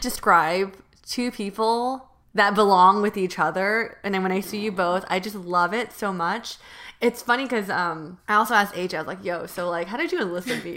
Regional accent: Union City, California, United States; I grew up on Union City, which is, um, actually in East Bay.

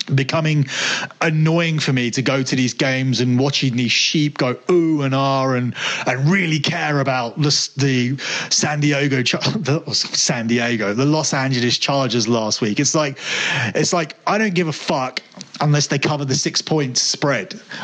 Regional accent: London, United Kingdom; I'm close enough to say I'm from London.

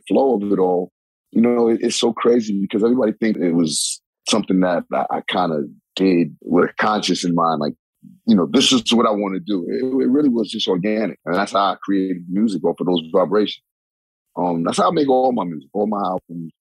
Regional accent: New York City, New York, United States; I'm from Hollis, Queens, and I'm very much a street dude

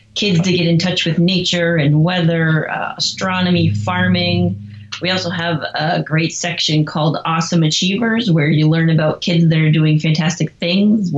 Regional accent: New Hampshire, United States; I was born and raised in New Hampshire and I have never left.

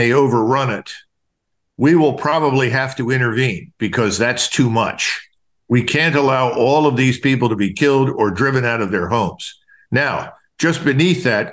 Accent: United States; I'm an American

